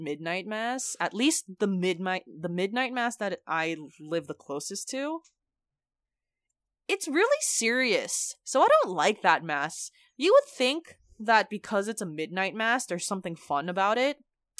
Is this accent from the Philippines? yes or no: yes; Philippines; since we're Filipino, it's just like that's the sort of thing you do.